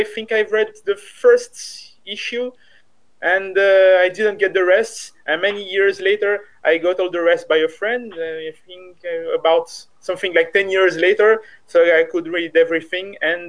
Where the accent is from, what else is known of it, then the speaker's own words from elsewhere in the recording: French Guiana; I'm from French Guiana.